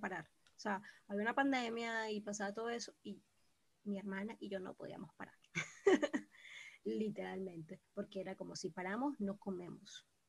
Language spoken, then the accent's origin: Spanish; Venezuela; moved away; como el venezolano naturalmente no somos